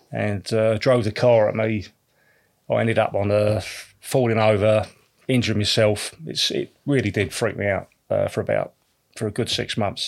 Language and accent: English; Canvey Island, East of England, United Kingdom; also born or lived in Canning Town, London; we moved down when we were sort of, uh, probably about two or three years of age. Moved down to Canvey Island